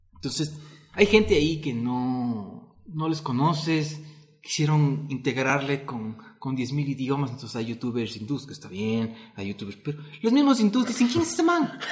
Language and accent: Spanish; Ecuador; nosotros somos millennials, pero nuestro millennial es diferente porque al vivir en Ecuador, en Latinoamérica